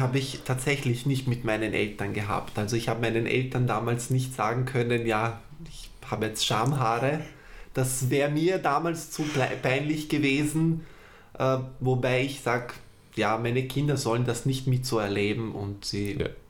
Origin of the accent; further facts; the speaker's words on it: Vienna, Austria; Ich bin in Wien geboren und aufgewachsen, habe Wurzeln aus dem Balkan.